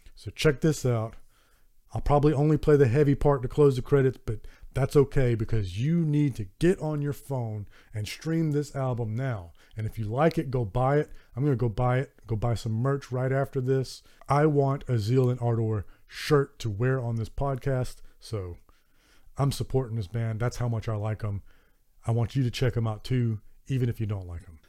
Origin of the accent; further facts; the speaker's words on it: Southern United States, United States; accent: Southern American; my Southern American accent